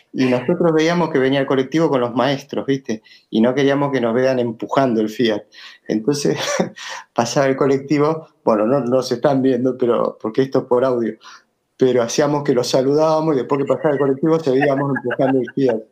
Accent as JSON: {"language": "Spanish", "region": "Buenos Aires", "country": "Argentina", "tie": "born or raised there", "said": "me crié en Pompeya, soy maestro Pompeya y espero seguir en Pompeya"}